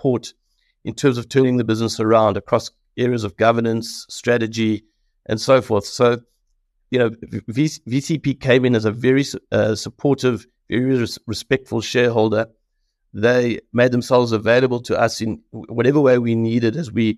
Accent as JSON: {"language": "English", "country": "South Africa", "said": "as a South African"}